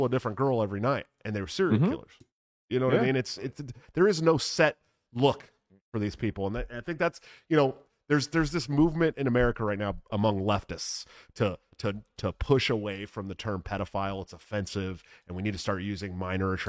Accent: San Francisco Bay Area, California, United States; moved away; when I lived in the Bay Area, well, I'm from California originally, right? I'm from San Francisco Bay Area

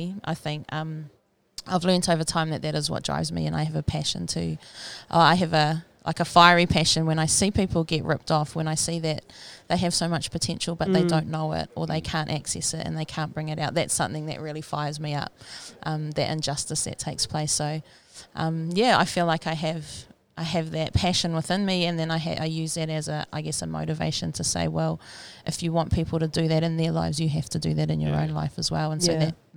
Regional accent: Rotorua, Bay of Plenty, New Zealand; I was born and raised in Rotorua.

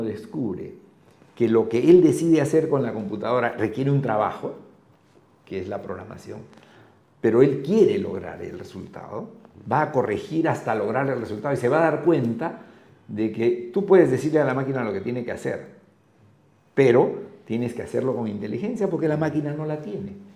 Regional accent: Lima, Peru; Yo soy de Lima

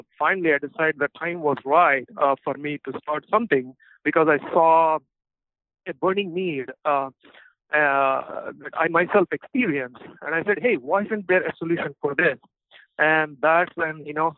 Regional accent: Anantapur, Andhra Pradesh, India; moved away; So I'm actually from India. So I'm okay. From a small town called Anantapur in Andhra Pradesh. That's a state in India.

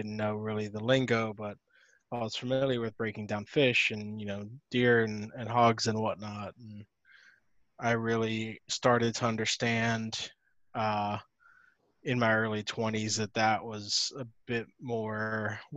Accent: Miami, Florida, United States; born there; also born or lived in Charlotte; And I was born in Miami. I didn't want to go back there. I lived in Charlotte afterwards.

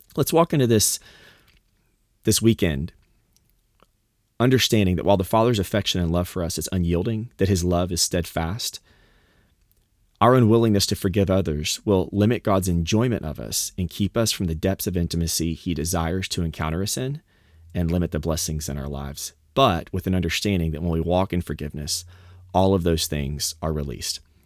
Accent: the South, United States; moved away; I grew up in the South

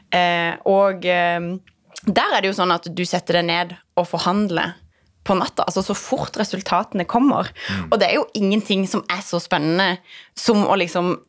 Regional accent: Lindesnes, Agder, Norway; jeg er fra Lindesnes

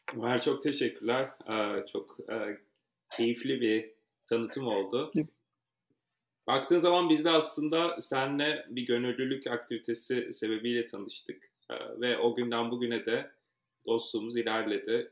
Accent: Ankara, Turkey; moved away as an adult; now in New York, United States; Ankara doğumluyum ve çok uzun yıllar Ankara'da yaşadım

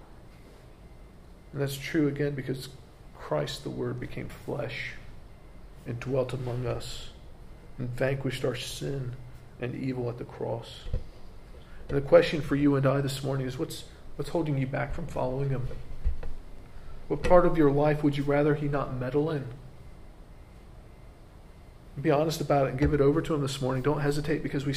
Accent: United States; As an American

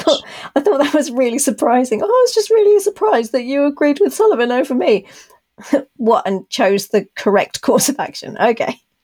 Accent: United Kingdom; accent: BBC; my BBC accent

